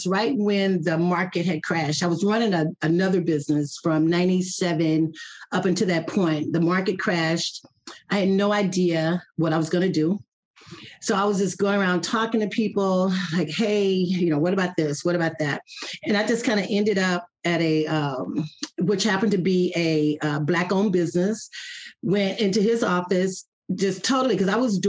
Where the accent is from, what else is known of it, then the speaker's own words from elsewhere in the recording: Athens, Texas, United States; now in Mansfield, United States; I am from East Texas, a little town called Athens, Texas